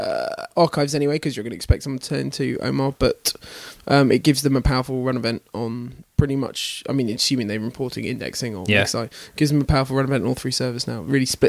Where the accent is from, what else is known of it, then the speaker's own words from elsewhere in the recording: Canada; I'm definitely from Canada.